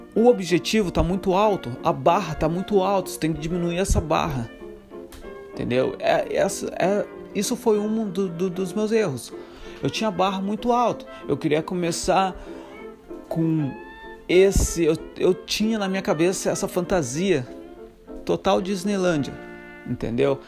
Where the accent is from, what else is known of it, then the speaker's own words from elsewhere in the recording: Santa Catarina, Brazil; moved away as an adult; Sou brasileiro, Santa Catarina, seis anos fora do Brasil